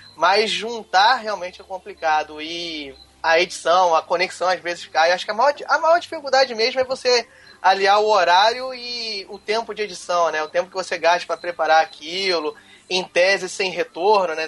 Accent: Rio de Janeiro, Brazil; accent: chiado; Eu sou carioca

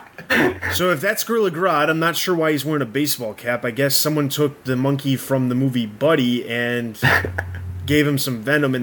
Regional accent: Chicago, Illinois, United States; moved away; I'm originally from Chicago.

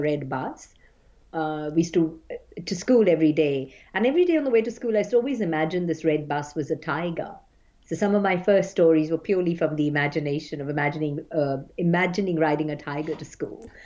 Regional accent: Mumbai, Maharashtra, India; my childhood and growing up in Bombay

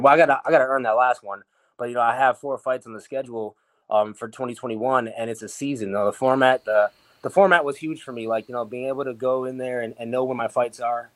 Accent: Milwaukee, Wisconsin, United States; also born or lived in Las Vegas; back here in Milwaukee, I got my home, my hometown gym

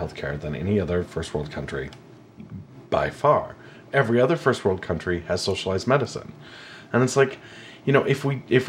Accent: Montana, United States; also born or lived in Texas; growing up in Montana

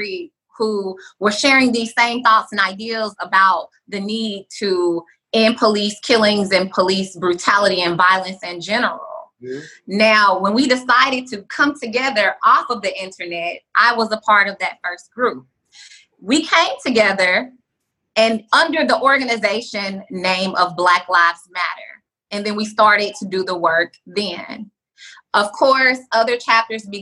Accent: Nashville, Tennessee, United States; also born or lived in Atlanta; now in Los Angeles, United States; I'm from Nashville. I lived in Atlanta before I moved to LA.

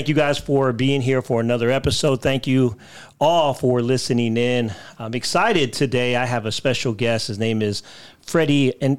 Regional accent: Philippines; Wow. I'm Filipino. I don't even know how to communicate with you.

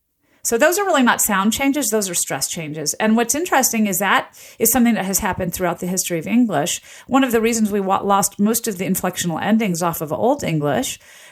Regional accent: Southern US, United States; I grew up in the South, and we would say police, police.

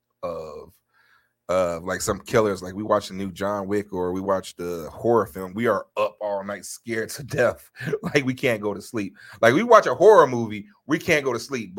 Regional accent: Chicago, Illinois, United States; I'm from Chicago

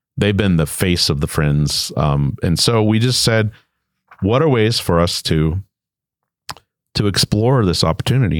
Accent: Hawaii, United States; moved away as an adult; also born or lived in Richmond, Virginia; I'm originally from Hawaii, although I wasn't born there.

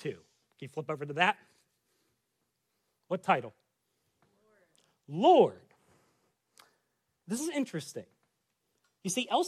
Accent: United States; as an American Christian in the 21st century.

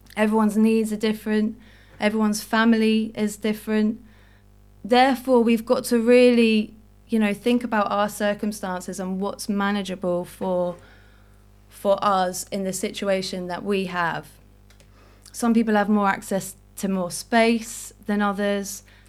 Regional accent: Jersey; now in London, United Kingdom; I was born in Jersey. I grew up in Jersey. I now live in London

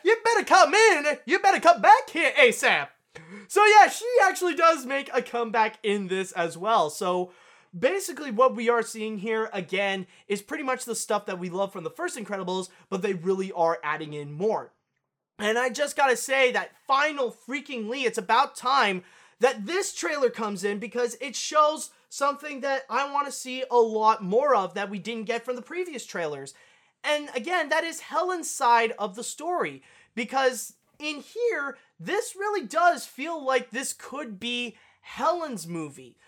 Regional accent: Canada; I am Canadian

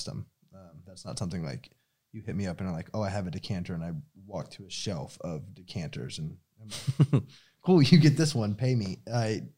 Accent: Austin, Texas, United States; moved away; I'm from Austin

